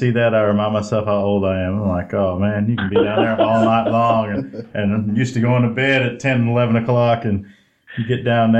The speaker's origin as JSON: {"language": "English", "region": "Illinois", "country": "United States", "moved": "yes", "lives_now": "Nashville, United States", "said": "I've been here for, man, like 30 years, but I'm originally from Illinois, but yeah, definitely, okay. I definitely claim Nashville now."}